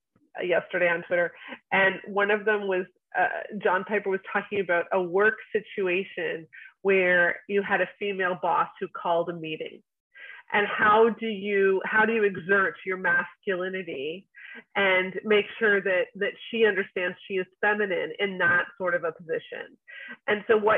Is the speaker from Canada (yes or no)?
yes; Canada; I'm Canadian